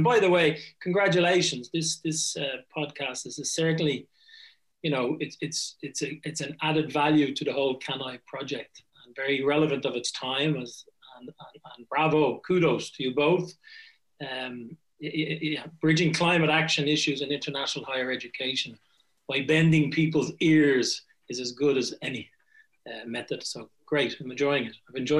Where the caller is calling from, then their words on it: Strasbourg, Grand Est, France; I'm in Strasbourg. I'm just north of Strasbourg. So I'm in Strasbourg, France, capital of Europe, Strasbourg, since 1949.